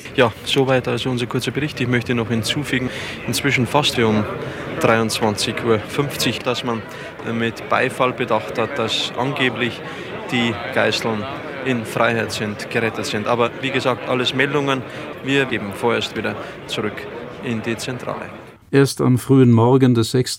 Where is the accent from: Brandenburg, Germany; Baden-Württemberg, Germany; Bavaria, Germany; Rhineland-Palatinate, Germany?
Baden-Württemberg, Germany; Hockenheim; 1957 in Hockenheim geboren